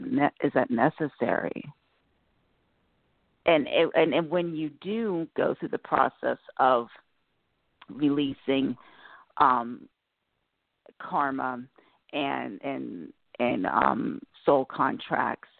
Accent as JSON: {"language": "English", "region": "New Jersey", "country": "United States", "said": "from New Jersey"}